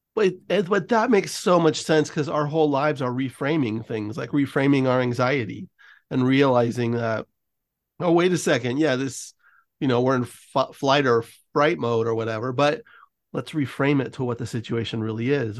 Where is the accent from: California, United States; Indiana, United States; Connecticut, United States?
California, United States; San Francisco; now in Los Angeles, United States; I grew up in San Francisco, so I'm very used to fog and cold and dreary